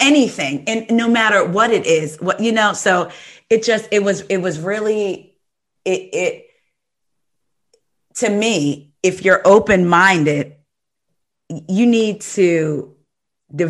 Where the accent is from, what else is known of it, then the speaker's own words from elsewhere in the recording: New Jersey, United States; I'm from New Jersey